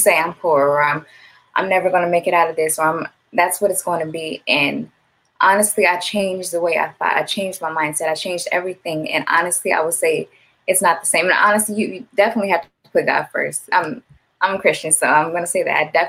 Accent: Gardena, California, United States; my hometown, I was born and raised in Gardenas

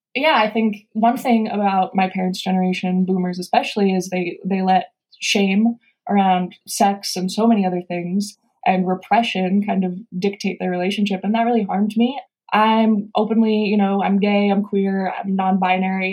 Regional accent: San Francisco, California, United States; moved away as an adult; now in New York, United States; I'm from San Francisco

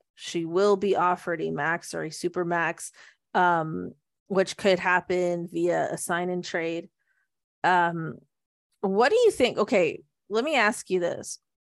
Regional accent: Canada; we're Canadian

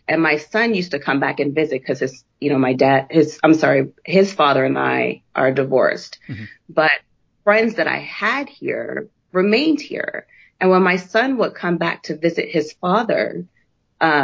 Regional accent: New Jersey, United States; moved away as an adult; I grew up in New Jersey. And so I still had this Jersey mentality

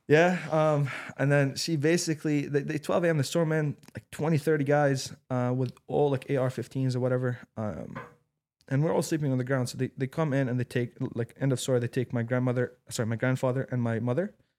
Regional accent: Syria; moved away; I'm actually Syrian. I was born and raised in Syria

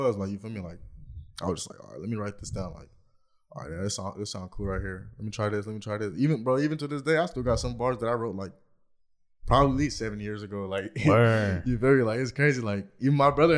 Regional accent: Anaheim, California, United States; I'm coming from Anaheim

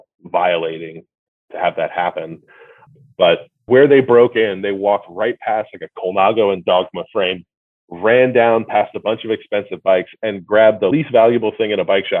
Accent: New Jersey, United States; now in California, United States; I maybe live in California, but I was born in New Jersey

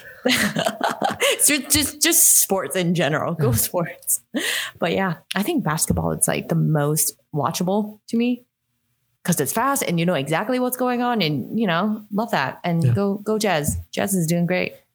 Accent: Hong Kong; moved away; I grew up in Hong Kong

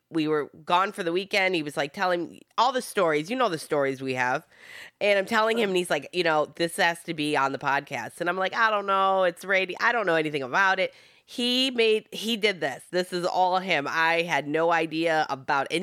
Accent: Michigan, United States; first language Italian; English is a second language; I'm from Michigan.

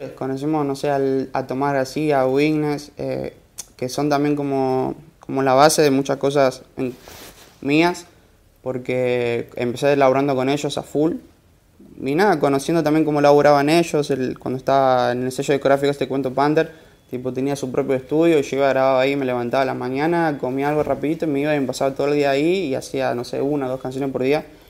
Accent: Santiago del Estero, Argentina; moved away as an adult; Yo soy de Santiago del Estero, tengo 20 años. Ah, crecí y, viví allá toda mi vida

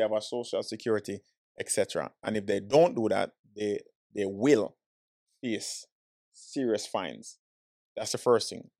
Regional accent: Jamaica; now in Florida, United States; born and raised in Jamaican, straight yardie

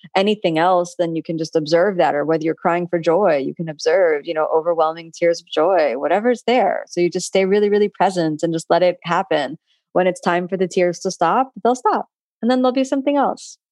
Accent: Miami, Florida, United States; I'm someone from Florida and from Miami. I'm born and raised here

